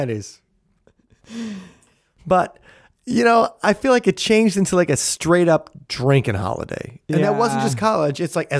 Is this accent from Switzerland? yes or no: no; Ireland; Which also, as an Irishman, I take offense.